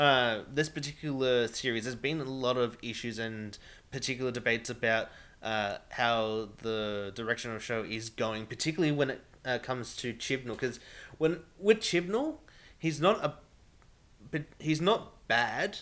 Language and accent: English; Australia